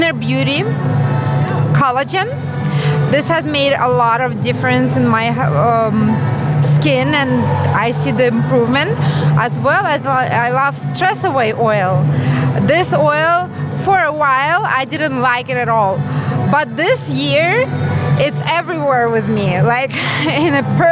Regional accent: California, United States; I'm from California

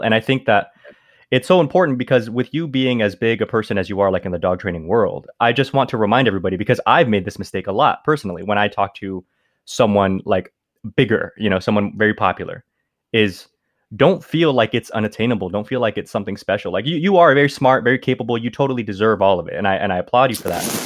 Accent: California, United States; also born or lived in Mexico; I would live my life in California

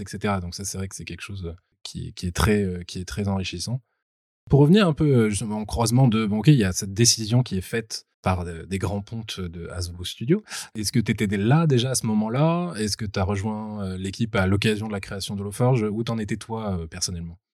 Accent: Bordeaux, Nouvelle-Aquitaine, France; à Bordeaux, qui est ma région natale

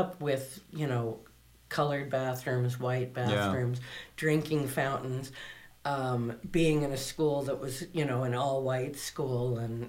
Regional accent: Chicago, Illinois, United States; moved away; also born or lived in California / New Mexico; growing up in Chicago, which was a city that was affected seriously in the 60s.

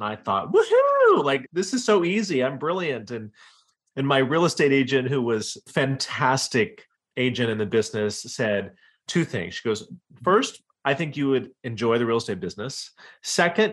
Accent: Iowa, United States; moved away as an adult; also born or lived in Wyoming / East Coast / Washington, D.C.; So I was born in Wyoming, grew up in Iowa, and then in the late 90s decided I wanted to move to the East Coast

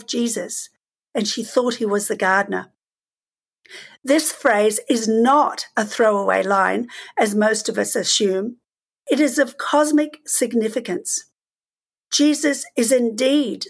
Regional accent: Australia; moved away; I grew up in Australia

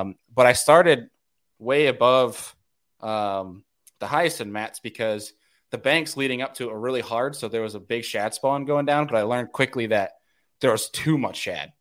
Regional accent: New Yorker, United States; moved away; being the New Yorker

